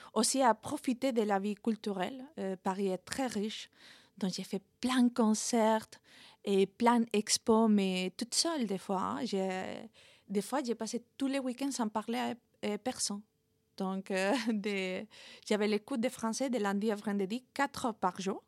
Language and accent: French; Madrid, Community of Madrid, Spain; French is a second language; moved away as an adult; je suis espagnole, née à Madrid